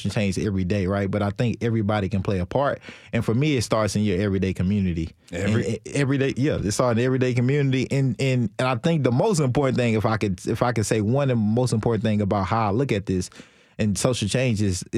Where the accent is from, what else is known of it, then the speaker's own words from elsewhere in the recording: Nashville, Tennessee, United States; also born or lived in China; This is Nashville. I'm from Nashville